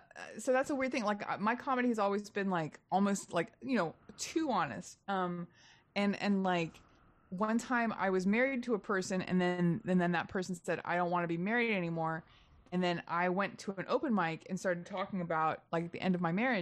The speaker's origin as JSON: {"language": "English", "region": "Louisiana", "country": "United States", "accent": "Louisiana", "said": "He's doing an accent that is actually kind of like my home accent. It's from Louisiana."}